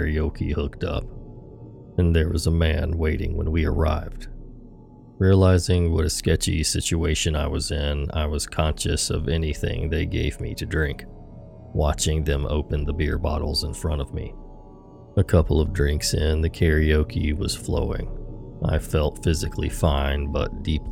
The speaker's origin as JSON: {"language": "English", "region": "London", "country": "United Kingdom", "also_born_or_lived": "Manila, Philippines", "said": "the same neighborhood that I'm from in London, England."}